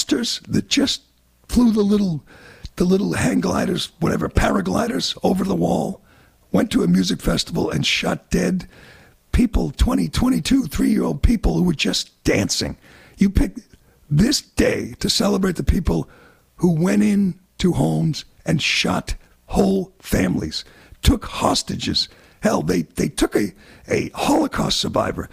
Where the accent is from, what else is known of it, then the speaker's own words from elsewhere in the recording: United States; as an American